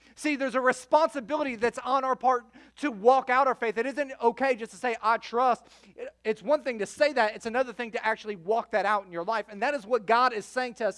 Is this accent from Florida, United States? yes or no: yes; Florida, United States; also born or lived in Chicago, Illinois; I grew up between Fort Myers and the Sarasota Bradenton area for most of my childhood. I'm originally from Chicago